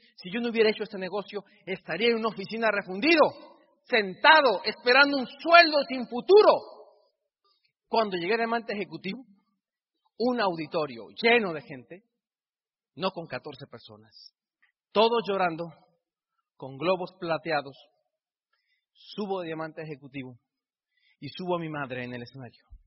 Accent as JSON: {"language": "Spanish", "country": "Mexico", "said": "yo soy tan mexicano como tú"}